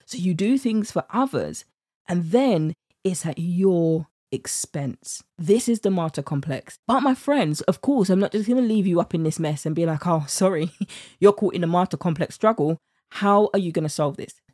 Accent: United Kingdom; accent: British; my British accent

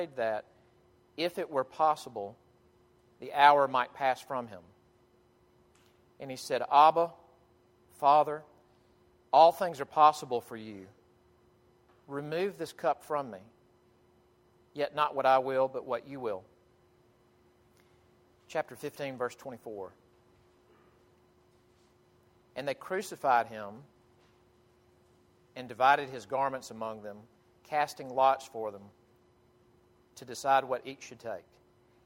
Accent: Jackson, Mississippi, United States; moved away; I grew up in First Presbyterian Church, Jackson, Mississippi

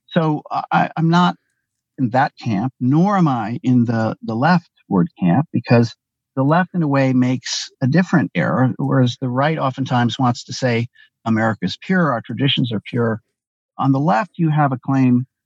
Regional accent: Ann Arbor, Michigan, United States; I grew up in Ann Arbor, Michigan, a member of the old left.

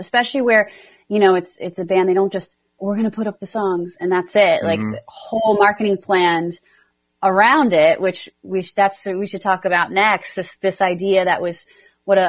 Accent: New Jersey, United States; I'm from New Jersey

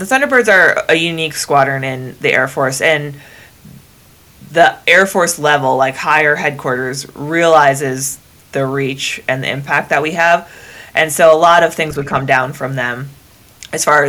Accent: Northern Wisconsin, United States; I'm from Northern Wisconsin, which is practically Canada.

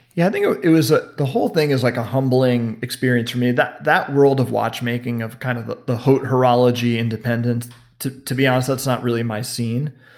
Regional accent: New York City, New York, United States; now in Los Angeles, United States; I was born and raised in Manhattan in New York City

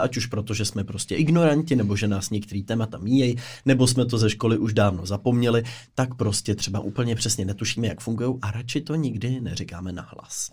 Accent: Pardubice, Pardubice Region, Czechia; jako Pardubák

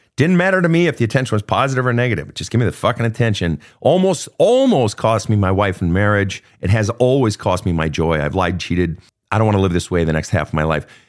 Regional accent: Minnesota, United States; as a Minnesotan

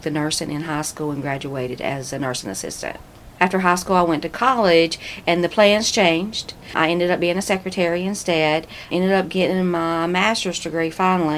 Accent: Andrews, North Carolina, United States; I was born and raised in Andrews.

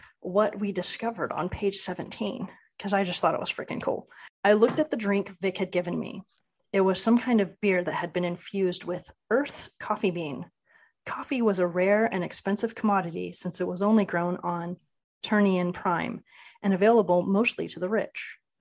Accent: Southern California, United States; being from Southern California, I grew up on In-N-Out

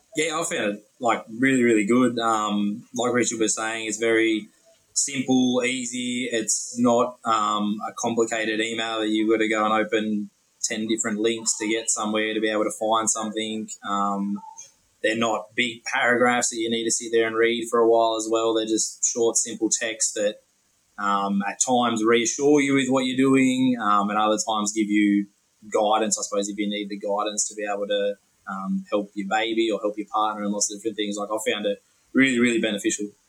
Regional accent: Dubbo, New South Wales, Australia; I'm from Dubbo, which is rural out in the central west

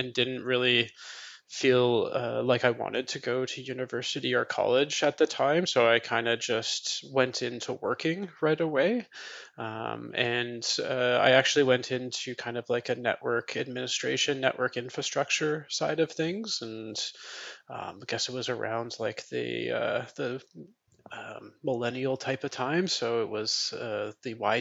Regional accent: Toronto, Ontario, Canada; moved away as an adult; now in Gatineau, Canada; I'm originally from Toronto, Ontario, Canada, but recently moved over to our Francophone side

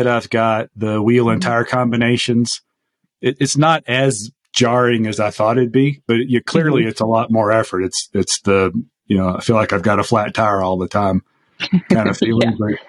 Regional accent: the South, United States; moved away; I am originally from the South

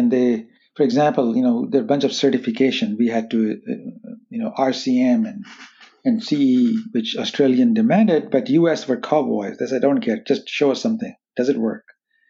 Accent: California, United States; growing up in Silicon Valley, having exposure to artificial intelligence, machine learning, wireless technology security, gave us an unusual advantage

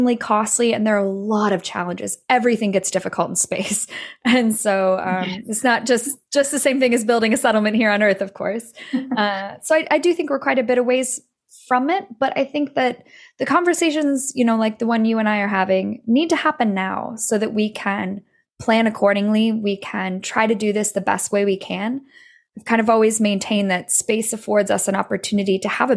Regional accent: United States; I'm American, born and raised in the US

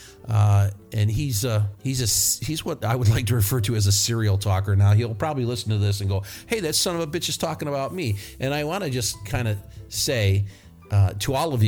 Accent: New York, United States; moved away; I am from New York, but I'm not from the city

